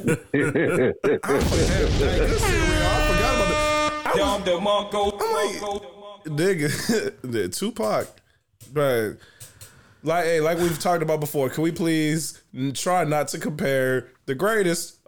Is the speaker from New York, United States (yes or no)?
no; Detroit, Michigan, United States; I'm from Detroit, Michigan